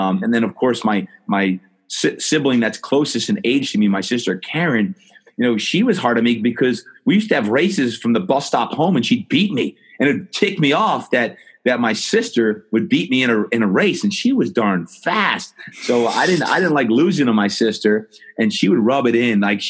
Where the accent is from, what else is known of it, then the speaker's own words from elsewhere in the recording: New Jersey, United States; growing up in New Jersey